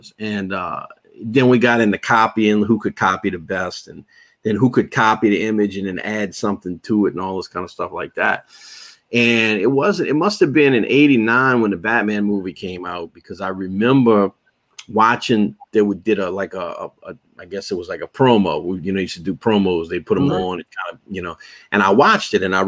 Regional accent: New Orleans, Louisiana, United States; So I'm from New Orleans originally, born and raised

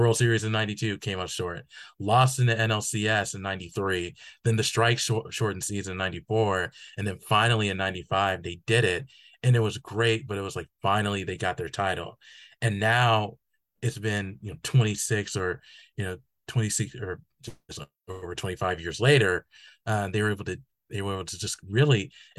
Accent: Atlanta, Georgia, United States; I grew up in Atlanta

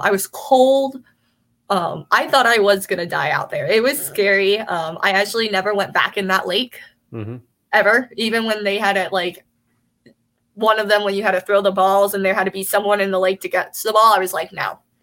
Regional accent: California, United States; I grew up in California, so going to the beach

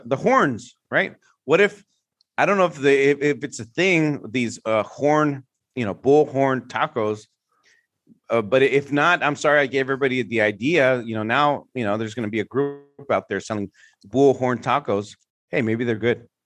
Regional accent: San Francisco, California, United States; I grew up in the Mission District in San Francisco

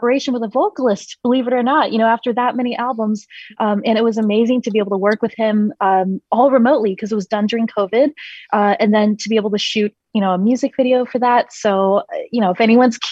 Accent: China; I was born in China in the year 1985. And I was raised by very, very conservative, traditional Chinese, obviously, classical musician parents

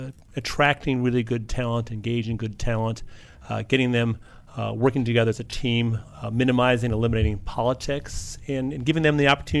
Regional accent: Chicago, Illinois, United States

